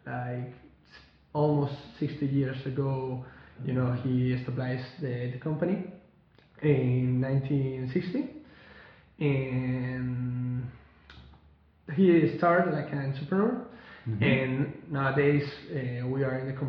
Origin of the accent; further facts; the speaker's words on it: Spain; English is a second language; I'm 27 years old, and I'm from Spain.